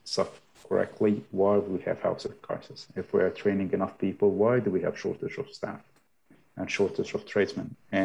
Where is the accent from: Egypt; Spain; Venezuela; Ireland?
Egypt; moved away as an adult; also born or lived in Dubai / China; now in Hamilton, New Zealand; I'm originally from Egypt. I have a degree in architectural engineering, and I worked in Egypt, Dubai, China, and I moved to New Zealand in 2015.